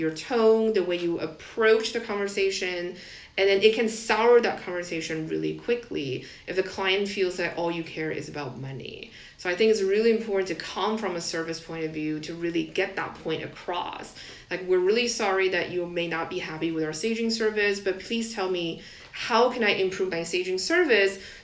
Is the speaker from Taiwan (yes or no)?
yes; Taiwan; moved away as an adult; I grew up in Taiwan, that's how our education system is